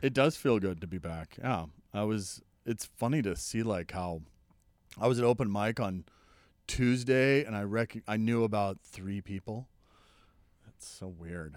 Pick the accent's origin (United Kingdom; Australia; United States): United States; Oklahoma; I'm from Oklahoma